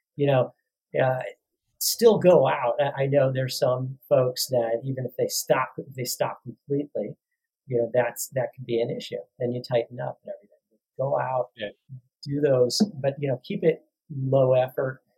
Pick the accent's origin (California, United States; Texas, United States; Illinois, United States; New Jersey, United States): Illinois, United States; Chicago; moved away; I'm from the Chicago area